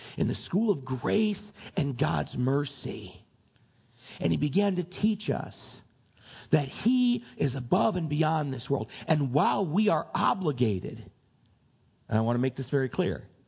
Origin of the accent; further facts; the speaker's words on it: United States; we're American citizens